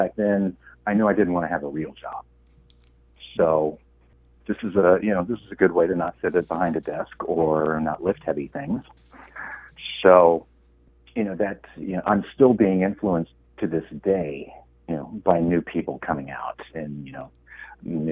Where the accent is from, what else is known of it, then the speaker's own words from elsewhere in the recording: Liberty, Indiana, United States; moved away; growing up in Indiana, there was really nothing there for me. And if you've ever been to the the town that I grew up